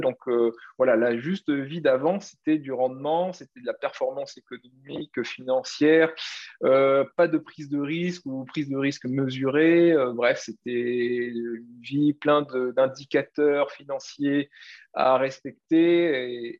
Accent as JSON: {"language": "French", "country": "Réunion", "also_born_or_lived": "Paris", "moved": "yes", "said": "je suis l'île de La Réunion"}